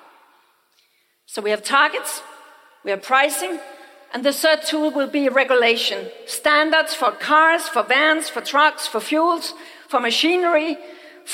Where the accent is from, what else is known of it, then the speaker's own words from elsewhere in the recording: Denmark; I come from Denmark.